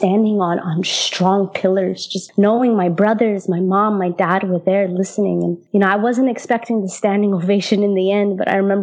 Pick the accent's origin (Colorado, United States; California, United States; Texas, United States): Colorado, United States; Denver; also born or lived in Damascus, Syria; I was born and raised in Denver, Colorado, to an Arab father from Syria and a white mother from Iowa